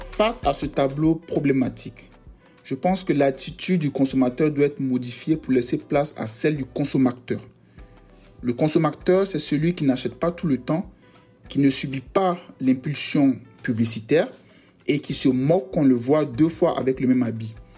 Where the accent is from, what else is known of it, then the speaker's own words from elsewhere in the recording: Yamoussoukro, Côte d’Ivoire; now in France; Je suis né en Côte d'Ivoire, précisément à Yamsoukro, et j'habite actuellement en France